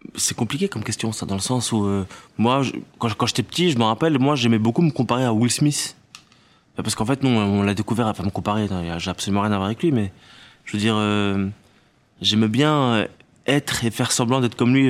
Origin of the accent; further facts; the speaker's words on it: Tunisia; moved away; je viens de Tunisie et j'y vais très souvent, et surtout, j'étais à l'école là-bas quand j'étais plus petit